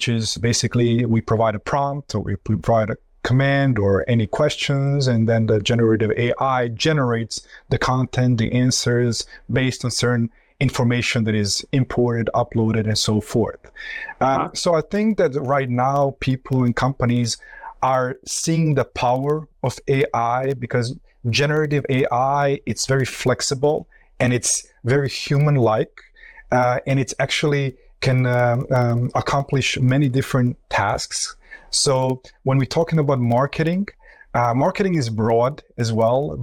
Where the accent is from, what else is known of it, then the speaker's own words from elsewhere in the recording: Croatia; moved away; also born or lived in Florida, United States / New York, United States; So originally, I come from Croatia. I came to the United States, graduated from the University in Florida, and then moved to New York